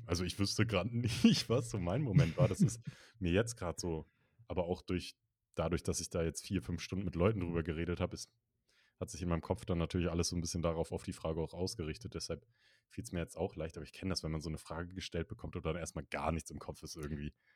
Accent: Northern Germany, Germany; ich komme ja aus Norddeutschland, da kennen wir Berge nicht so

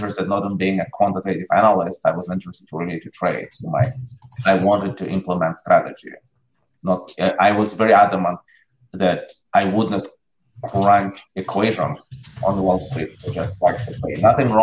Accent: Russia; moved away as an adult; I grew up in Russia. I left Russia in 89 when I was in the middle of college.

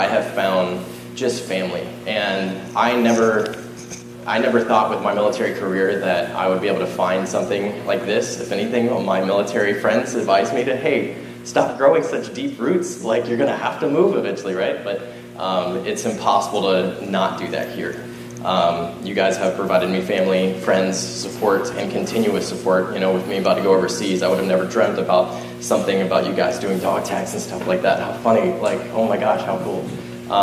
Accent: Georgia, United States; moved away as an adult; now in Washington, United States; I'm originally from Georgia, and when I moved here for military purposes

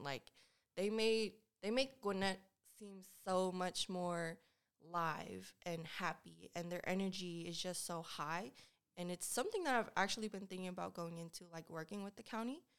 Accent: Lawrenceville, Georgia, United States; also born or lived in Decatur; Yes, I was born in Decatur, but I grew up in Lawrenceville, and I went to school at Peachy Ridge High School.

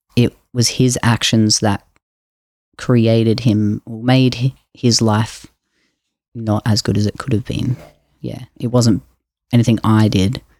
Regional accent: Jimboomba, Queensland, Australia; I grew up in Queensland in a place called Jimbumba.

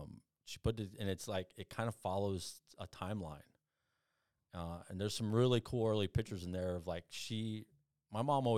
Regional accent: Phoenix, Arizona, United States; born there; I was born in Phoenix, Arizona

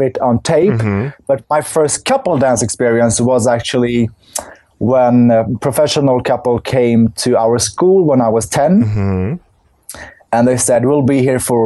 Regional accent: Stockholm, Stockholm County, Sweden; also born or lived in Kurdistan, Iraq; we came to Sweden when I was 1.5. So since then I've been living here.

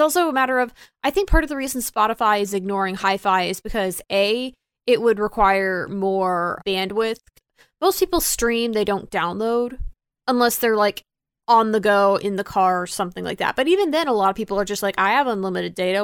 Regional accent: Texas, United States; now in Florida, United States; I grew up in Texas and I currently live in Florida

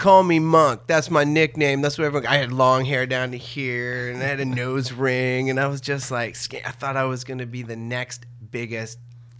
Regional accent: Ottawa, Ontario, Canada; born there; also born or lived in Tweed / Peterborough / Trenton / Sudbury; I was born in Ottawa, and then we moved to Tweed, then we moved to Peterborough, then we moved to Trenton, and then my two brothers showed up, and then from there we went to Sudbury, to Sault Ste. Marie after that, then back to Ottawa.

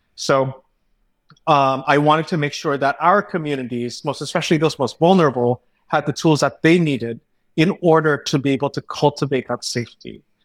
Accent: California, United States; growing up in California

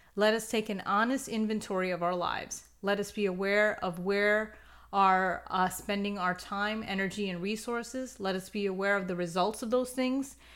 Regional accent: United States; I'm personally from the United States

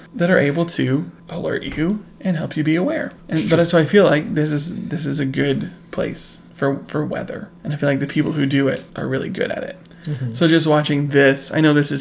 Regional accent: Oklahoma, United States; We're from Oklahoma.

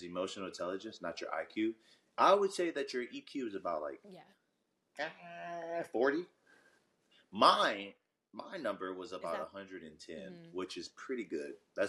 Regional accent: New Orleans, Louisiana, United States; be from New Jersey or New York because I would want to be from New Orleans.

